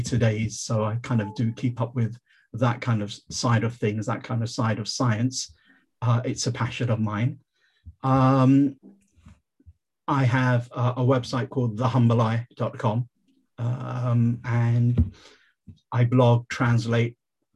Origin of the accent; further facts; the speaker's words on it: London, United Kingdom; I born and bred in London